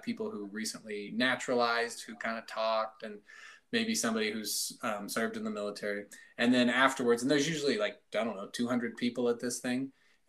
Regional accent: Eagar, Arizona, United States; moved away as an adult; my hometown in Eager, Arizona.

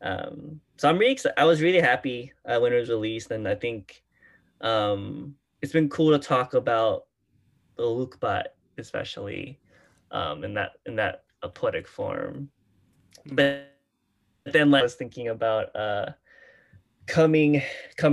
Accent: Houston, Texas, United States; I grew up In Houston with like the Houston youth poetry scene

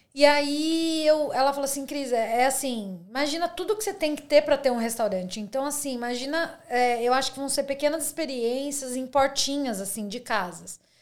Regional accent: Brazil; moved away as an adult; now in Australia; sou brasileira

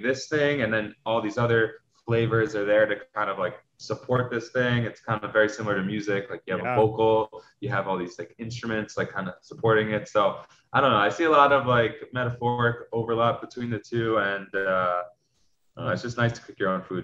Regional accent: New York City, New York, United States; growing up in New York City, um, you know, I went to a big high school around 3,000 kids.

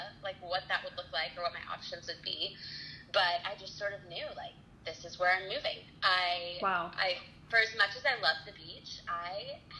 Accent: Florida, United States; moved away as an adult; now in Nashville, United States; I'm originally from Florida

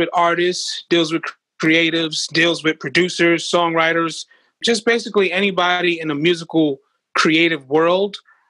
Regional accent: Brooklyn, New York, United States; Fort Greene, Brooklyn, honestly, in the quickest way I could describe it, is like the movie Friday.

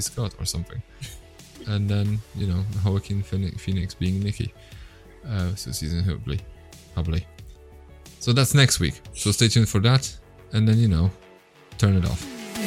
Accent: Poland; I'm from Poland

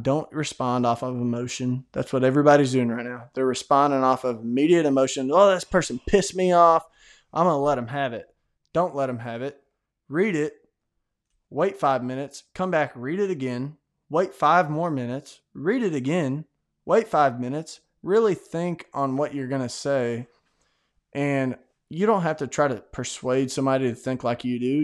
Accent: Tennessee, United States; I'm from Tennessee

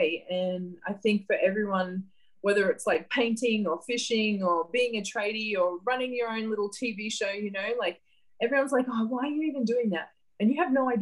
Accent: Gladstone, Queensland, Australia; I grew up in a small town called Gladstone, central Queensland

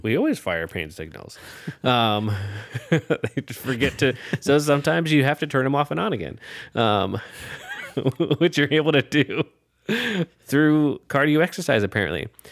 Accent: Urbandale, Iowa, United States; I grew up in Urbandale

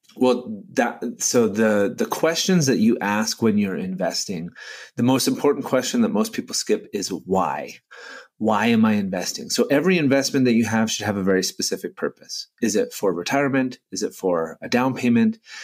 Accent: Canada; I'm Canadian

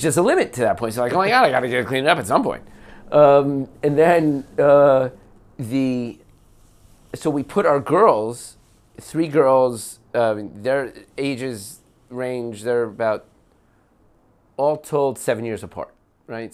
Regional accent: West Orange, New Jersey, United States; moved away as an adult; now in Beit Shemesh, Israel; I grew up in West Orange, New Jersey.

